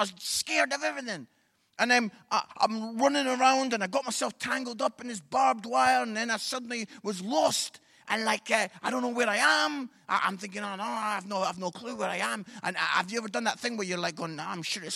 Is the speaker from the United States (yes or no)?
no; Edinburgh, Scotland, United Kingdom; I'm from Edinburgh.